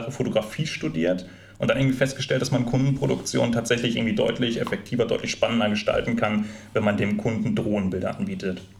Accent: Recklinghausen, North Rhine-Westphalia, Germany; Ich bin im Ruhrgebiet groß geworden, in Recklinghausen aufgewachsen und meine Eltern sind damals mit und oft zum Flughafen nach Düsseldorf gefahren, auf die Besucherterrasse.

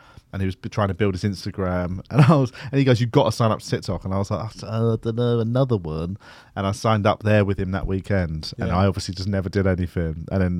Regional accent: London, United Kingdom; because I'm from South London. I'm from Tooting, Broadway, and I would say I know people. I know Sutton and Mitcham and all that because I went to school in Mitcham

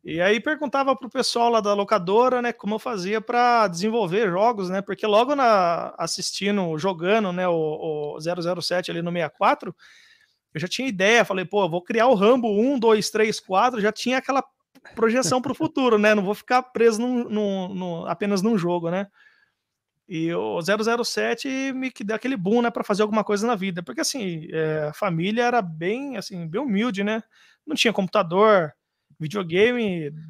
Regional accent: Jundiaí, São Paulo, Brazil; Não, sou de Jundiaí, mas eu morei lá, morei no Mato Grosso, uma família de cigano praticamente.

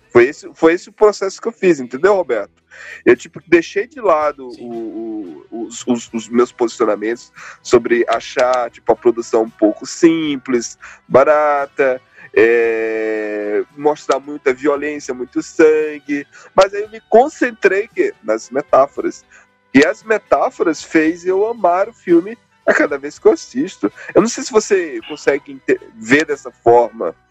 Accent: Northeast Region, Brazil; Eu vim do Nordeste, caramba.

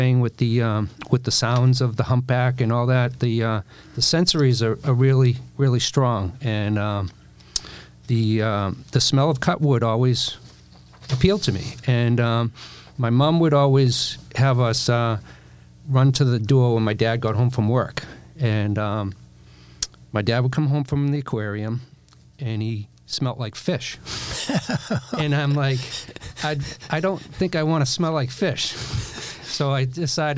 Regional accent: Boston, Massachusetts, United States; accent: Boston; my Boston accent

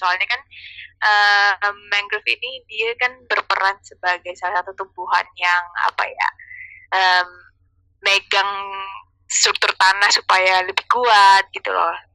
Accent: Balikpapan, East Kalimantan, Indonesia; pertama kali aku masuk kuliah terus aku memperkenalkan diri kalau aku dari kota Balikpapan like they don't know di mana itu Balikpapan

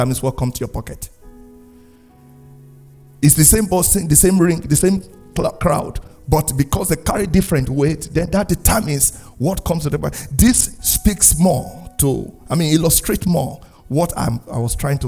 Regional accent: Nigeria; moved away as an adult; now in Canada; my home country, Nigeria

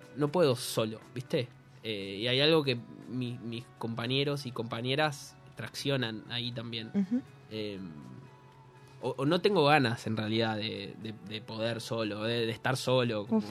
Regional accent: Buenos Aires, Argentina; Colan es el barrio donde viví casi toda mi vida, hasta los 73, 24 que me fui de la casa de mi madre

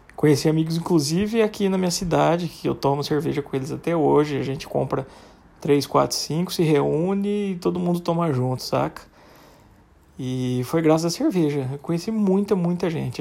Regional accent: Guariba, São Paulo, Brazil; foi num posto lá na minha terrinha, Guariba

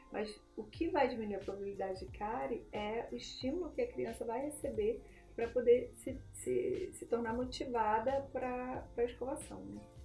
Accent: Nova Friburgo, Rio de Janeiro, Brazil; moved away as an adult; now in São Paulo, Brazil; eu sou de Nova Friburgo, do interior do Rio, e, e, aí eu me casei, vim morar aqui em São Paulo

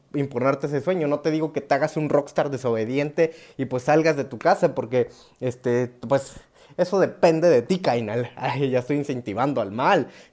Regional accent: Oaxaca, Mexico; soy mexa, soy oaxaqueño

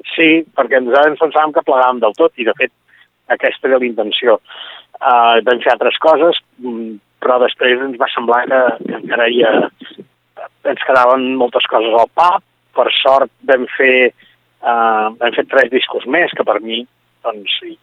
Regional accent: Berguedà, Catalonia, Spain; now in Alt Empordà, Spain; Continuo vivint a l'Alt Empordà, però ara estic treballant en el sector de, de cooperatiu i mm. agroalimentari per la meva comarca, pel Berguedà, tot i estar, tot i estar tan lluny

